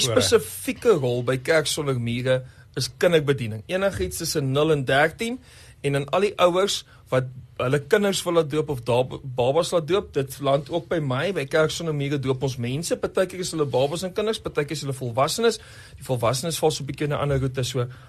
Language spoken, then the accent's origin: Afrikaans; Namibia; moved away; also born or lived in Johannesburg / Bloemfontein; ek het groot geword in Namibië. Voordat ek die wysheid gehad het om te gaan studeer in Bloemfontein, het ek eers in Namibië groot geword en toe nou later in Johannesburg